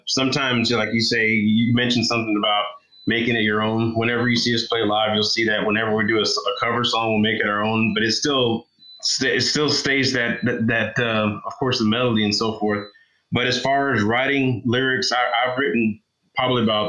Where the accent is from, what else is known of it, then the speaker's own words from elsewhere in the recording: Texas, United States; I'm from Texas